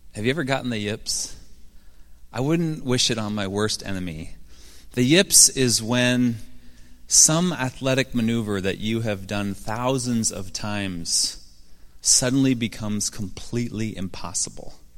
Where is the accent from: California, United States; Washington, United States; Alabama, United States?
Washington, United States; Seattle; moved away; my hometown of Seattle. I should say, former hometown of Seattle.